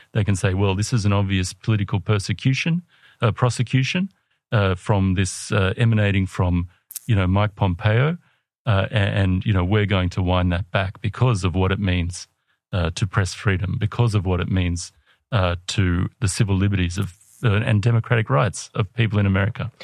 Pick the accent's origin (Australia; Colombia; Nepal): Australia; I'm an Australian